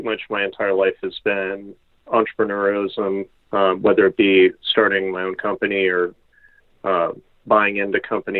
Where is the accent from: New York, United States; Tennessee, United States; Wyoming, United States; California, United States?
New York, United States; the Adirondacks; moved away as an adult; also born or lived in Texas; we grew up in the Adirondacks.